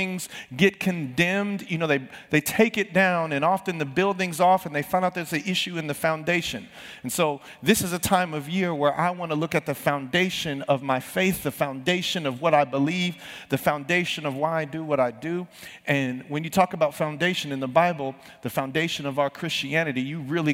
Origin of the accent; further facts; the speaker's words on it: San Bernardino, California, United States; I grew up in San Bernardino.